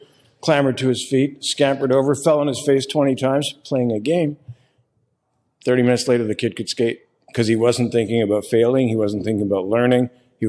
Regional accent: Canada; I'm from Canada, so I was like, he's got to learn to skate and play hockey. It's what we do. We're Canadian.

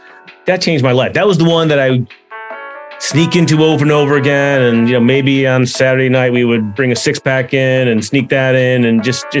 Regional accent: Highland Park, Illinois, United States; also born or lived in Los Angeles; I grew up north of Chicago in Highland Park

